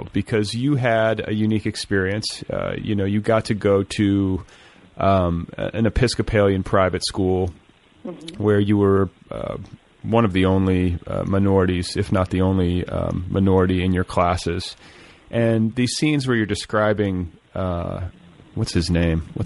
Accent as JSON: {"language": "English", "region": "the North", "country": "United States", "tie": "born or raised there", "said": "I spent a lot of time in the South, and I grew up in the North"}